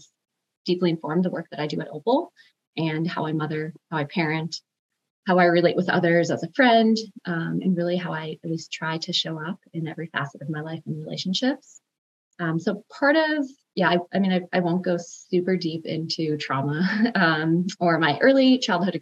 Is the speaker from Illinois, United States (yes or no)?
yes; Chicago, Illinois, United States; now in Seattle, United States; I am originally from the South Side of Chicago, so have Midwest roots. I grew up in an underprivileged family